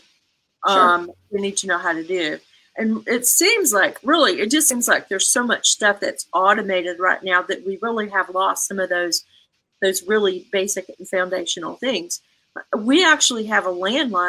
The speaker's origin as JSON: {"language": "English", "region": "the South", "country": "United States", "tie": "born or raised there", "said": "I grew up in the South in a culture where you said, yes, ma'am, you said, no, sir"}